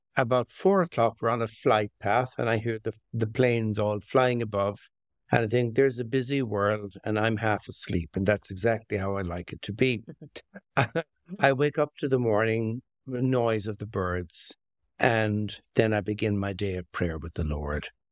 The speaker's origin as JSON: {"language": "English", "town": "Limerick", "region": "Munster", "country": "Ireland", "tie": "born or raised there", "also_born_or_lived": "County Clare", "moved": "yes", "lives_now": "Long Valley, United States", "said": "I'm, I'm Irish American, so I spent most of my childhood in Ireland. And, uh, it began in Ireland, in a little city called Limerick"}